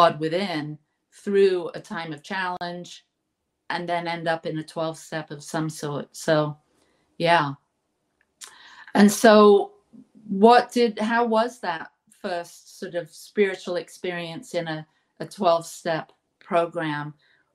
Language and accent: English; England, United Kingdom; now in United States; I grew up in England, and our church, the Church of England, was more like the Episcopal